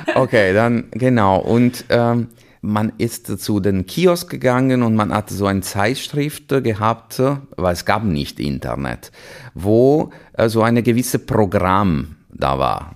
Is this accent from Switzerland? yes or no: no; Chiavari, Liguria, Italy; German is a second language; moved away as an adult; also born or lived in Vienna / Milan / Hanover / Würzburg; now in Essen, Germany; ich bin in Santa Margherita Ligure geboren. Äh, also direkt ist, am Meer? Genau, das ist einfach Aha. diese Nachbarortschaft vom äh, Portofino, die jeder kennt und tatsächlich äh, aufgewachsen in Chiavari